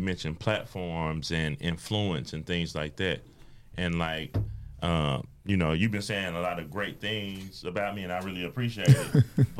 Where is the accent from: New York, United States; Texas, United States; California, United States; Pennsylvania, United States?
Texas, United States; Greenville; now in Dallas, United States; I'm from Greenville, Texas, but I live in Dallas.